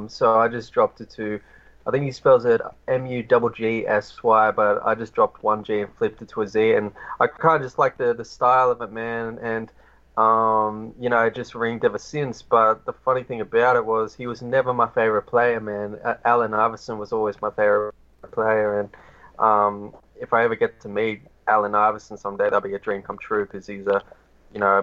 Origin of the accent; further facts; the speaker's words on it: Australia; I'm Australian